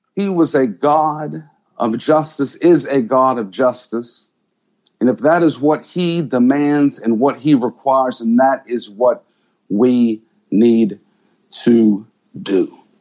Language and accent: English; Pittsburgh, Pennsylvania, United States; I'm from Pittsburgh